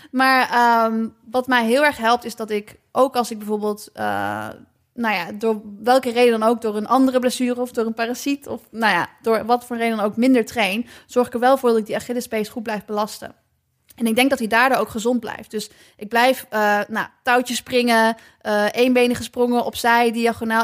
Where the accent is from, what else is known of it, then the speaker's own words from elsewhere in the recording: Nijmegen, Gelderland, Netherlands; allebei komen we uit Nijmegen.